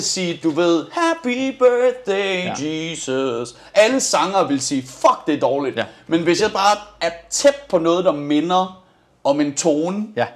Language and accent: Danish; Denmark; jeg er dansker, ja, nej det er stadig ikke Amsterdam, min far er irlænder.